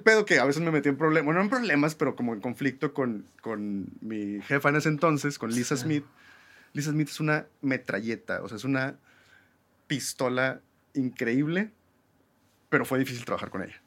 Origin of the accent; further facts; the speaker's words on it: Monterrey, Nuevo León, Mexico; also born or lived in New York; somos regios, mexicanos o latinoamericanos